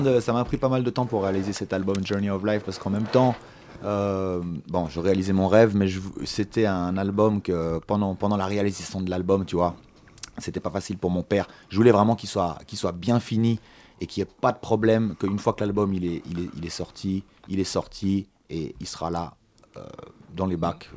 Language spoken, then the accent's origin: French; France; also born or lived in Jamaica; je suis français, j'ai la chance d'être parti en Jamaïque à l'âge de 15 ans pendant